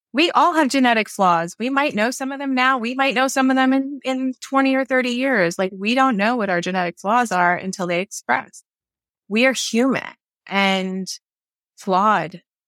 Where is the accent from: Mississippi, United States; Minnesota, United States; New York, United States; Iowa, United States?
New York, United States; moved away; also born or lived in Maryland; I'm originally from New York